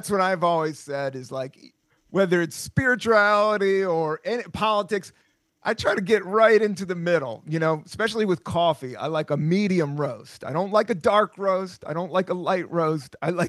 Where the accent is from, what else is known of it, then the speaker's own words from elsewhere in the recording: Southern US, United States; And I grew up a lot in the South.